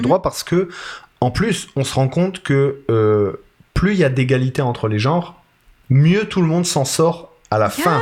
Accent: Italy; moi, je suis italien

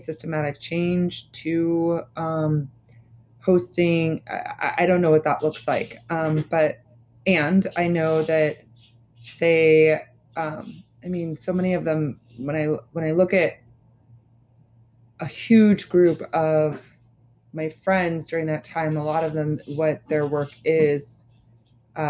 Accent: Lincoln, Nebraska, United States; moved away as an adult; also born or lived in New York; Growing up in Lincoln, Nebraska

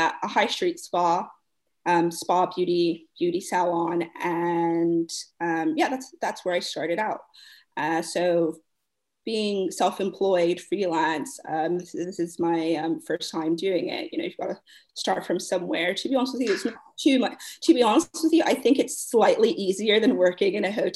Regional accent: Bermuda; moved away as an adult; now in London, United Kingdom; I'm from Bermuda, by the way. So I've been in London for about 9 years.

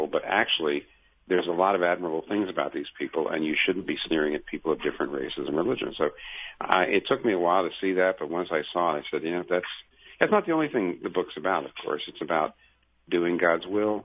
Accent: United States; I'm a Christian first, and I'm an American second

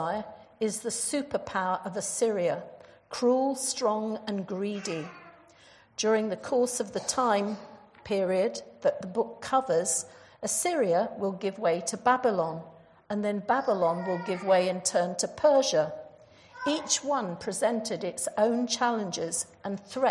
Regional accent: Jersey; moved away; I come from Jersey in the Channel Islands.

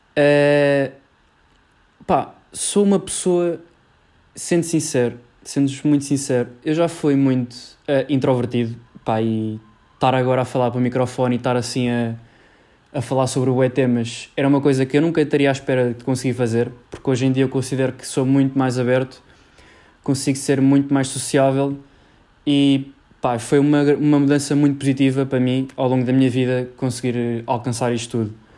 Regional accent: Cascais, Lisbon, Portugal; sou de Lisboa, uh, mais precisamente de Cascais

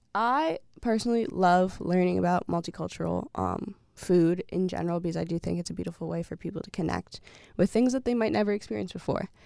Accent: Massachusetts, United States; as an African-American person growing up in Massachusetts

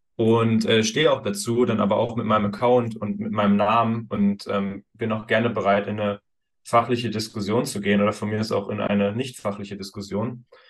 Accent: Thuringia, Germany; moved away; Ich komme ursprünglich aus Thüringen

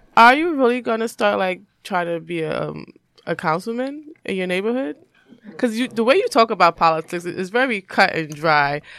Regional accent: New York, United States; I grew up in New York, I grew up in the hood

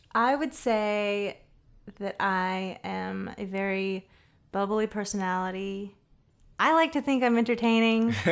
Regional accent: Southern California, United States; also born or lived in Boston / Los Angeles; now in San Francisco Bay Area, United States; I'm from Southern California. born and raised.

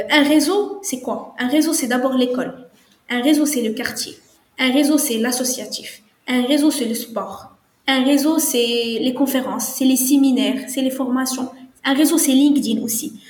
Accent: Morocco; moi je suis marocaine

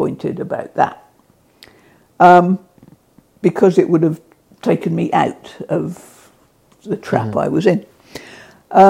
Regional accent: Portsmouth, South East England, United Kingdom; I grew up in Portsmouth

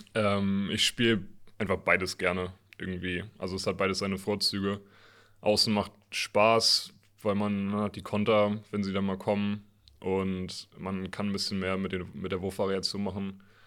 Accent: Northern Germany, Germany; als Norddeutscher

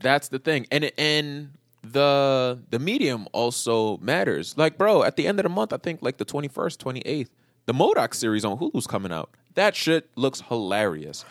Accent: New York, United States; moved away; I'm just from New York

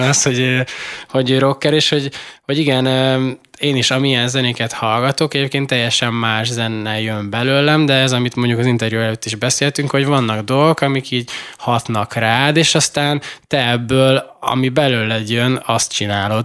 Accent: Szikszó, Borsod-Abaúj-Zemplén, Hungary; moved away; én meg Borsodi vagyok

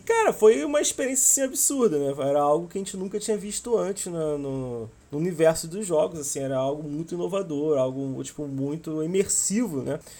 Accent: Rio de Janeiro, Brazil; accent: carioca; eu sou carioca, como podem perceber pelo sotaque

